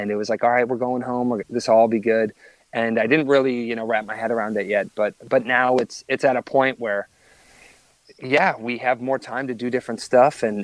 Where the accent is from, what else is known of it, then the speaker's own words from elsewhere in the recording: Wisconsin, United States; moved away as an adult; now in Los Angeles, United States; I grew up in Wisconsin